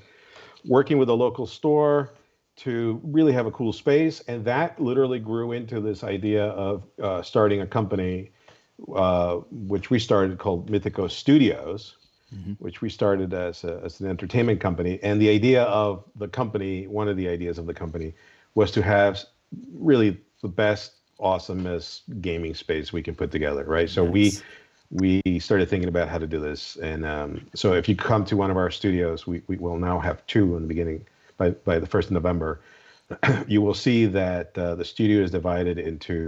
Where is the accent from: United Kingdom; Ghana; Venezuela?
Venezuela; also born or lived in Colombia; now in United States; I grew up in Latin America. I grew up in Venezuela and Colombia half the time until we migrated up to the States.